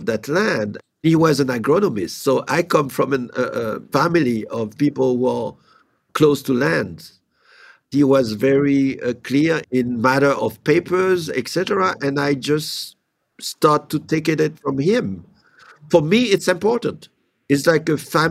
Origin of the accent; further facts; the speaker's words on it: Haiti; moved away; I do have a few properties in Haiti, which is my home country